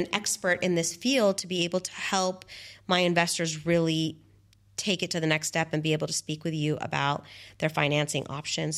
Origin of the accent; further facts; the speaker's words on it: San Diego, California, United States; now in Dubai, United Arab Emirates; I come from San Diego